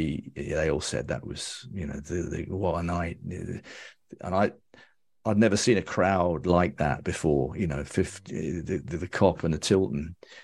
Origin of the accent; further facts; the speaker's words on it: Birmingham, West Midlands, United Kingdom; moved away; also born or lived in Wales; I grew up King's Heath. Born in Howard Road.